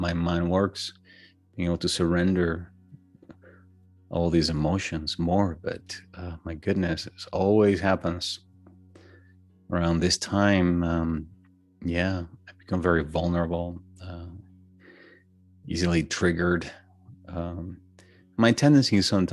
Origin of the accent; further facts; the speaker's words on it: Venezuela; moved away; Growing up in Venezuela, just birthdays was very important